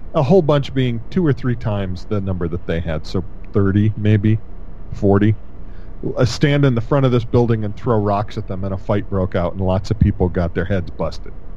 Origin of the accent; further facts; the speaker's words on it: Connecticut, United States; I grew up in Connecticut